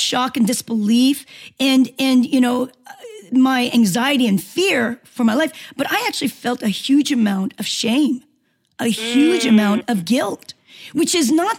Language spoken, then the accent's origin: English; Seoul, South Korea; moved away; also born or lived in Los Angeles, United States; I grew up in Korea, and I've, being in Korean descent, you know, born in Korea, but I went to the military school. I lived in Seoul